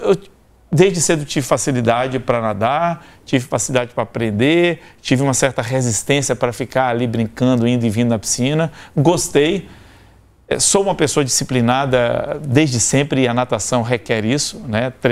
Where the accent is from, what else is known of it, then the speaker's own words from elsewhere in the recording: Bahia, Brazil; born there; also born or lived in Salvador; Eu nasci em Tabuna, no sul da Bahia, morei quatro anos em Salvador.